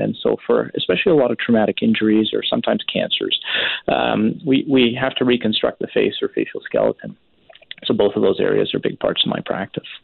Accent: Richmond, British Columbia, Canada; born or raised there; moved away as an adult; also born or lived in Surrey, Canada

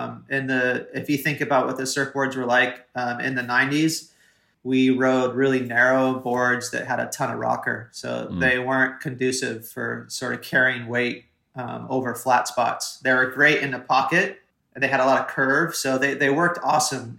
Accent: Haleiwa, Hawaii, United States; also born or lived in Toledo, Ohio; growing up in Hawaii, you're used to a lot of power.

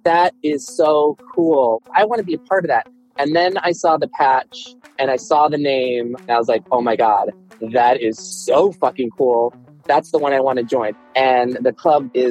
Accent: Michigan, United States; moved away as an adult; now in California, United States; I am a Midwest-born and raised kid from Michigan

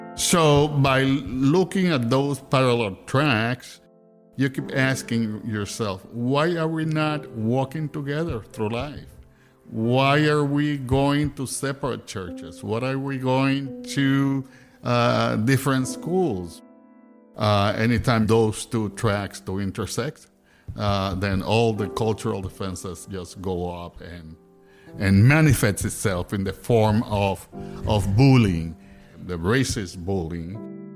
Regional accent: Ponce, Puerto Rico; also born or lived in San Juan; I was coming from Ponce to San Juan, so I was crossing the island

